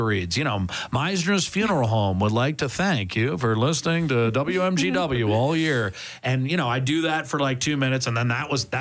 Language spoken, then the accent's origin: English; United States; moved away as an adult; now in Canada; me being American